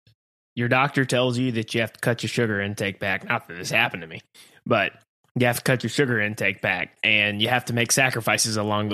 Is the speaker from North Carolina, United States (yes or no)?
yes; North Carolina, United States; Yeah, I'm from North Carolina. We eat pig, and I'm proud of eating pig.